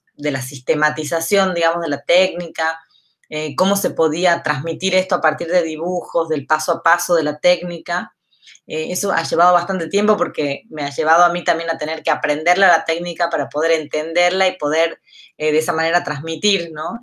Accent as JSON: {"language": "Spanish", "town": "San Miguel de Tucumán", "region": "Tucumán", "country": "Argentina", "tie": "born or raised there", "said": "soy tucumana. Em, nacido acá en Tucumán, me formé acá en la escuela, en primaria, secundaria, en la universidad"}